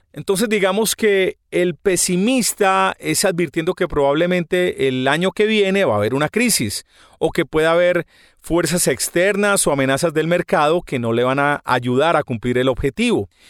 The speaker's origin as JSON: {"language": "Spanish", "town": "Medellín", "region": "Antioquia", "country": "Colombia", "said": "los paisas somos las personas de Medellín."}